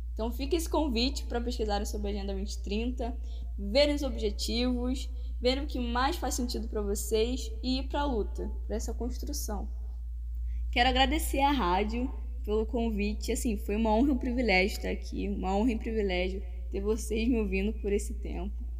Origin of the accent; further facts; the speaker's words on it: Rio de Janeiro, Brazil; accent: carioca; imagino que pelo sotaque vocês já devam estar desconfiando de que sou carioca. Isso aí, diretamente do Rio de Janeiro